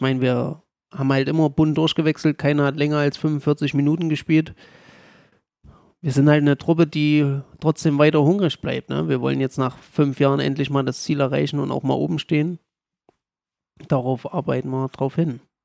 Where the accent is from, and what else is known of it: Gera, Thuringia, Germany; born or raised there